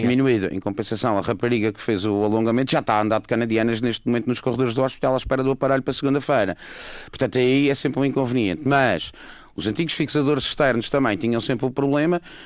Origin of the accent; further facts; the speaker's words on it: Madeira, Portugal; sou da Madeira